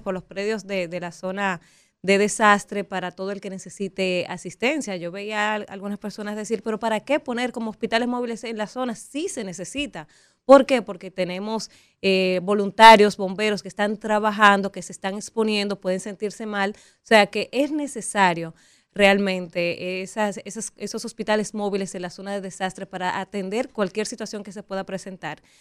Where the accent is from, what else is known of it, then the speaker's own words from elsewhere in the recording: Dominican Republic; lo que somos capaces los dominicanos